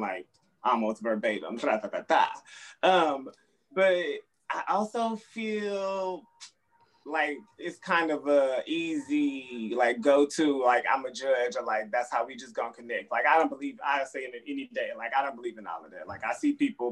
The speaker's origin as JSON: {"language": "English", "town": "Dallas", "region": "Texas", "country": "United States", "moved": "yes", "lives_now": "Harlem, United States", "said": "I'm keeping it trill in Harlem, but I'm from Texas, the best part, Dallas"}